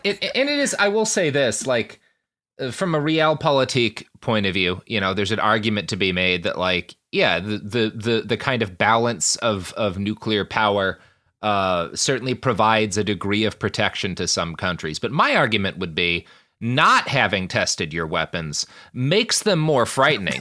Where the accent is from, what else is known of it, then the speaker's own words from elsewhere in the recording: United States; as an American